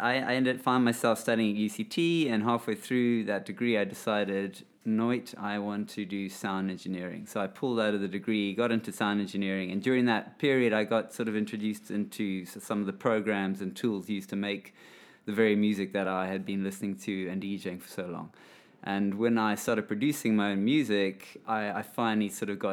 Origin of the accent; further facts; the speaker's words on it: Zimbabwe; I grew up in Zimbabwe